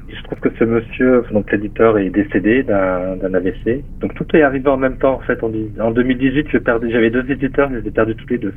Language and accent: French; Metz, Grand Est, France; en Lorraine, à Metz. Hein. C'est ma ville natale, là où je suis né